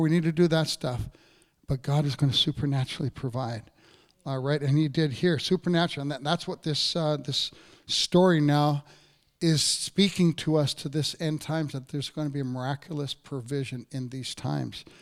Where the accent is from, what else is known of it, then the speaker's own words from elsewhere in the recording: Canada; I grew up in Cape Royal